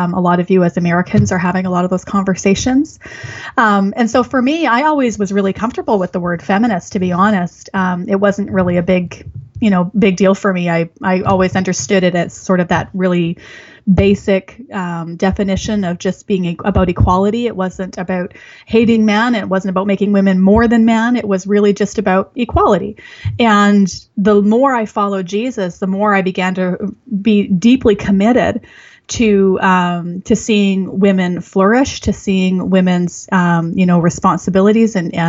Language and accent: English; Canada; as a Canadian